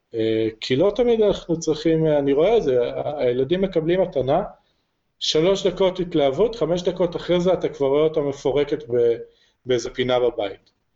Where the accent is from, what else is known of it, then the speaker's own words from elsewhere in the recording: Jerusalem, Jerusalem District, Israel; also born or lived in Kfar Saba / Rosh HaAyin; now in Harish, Israel; אני אה, ירושלמי ואשתי כפר סבאית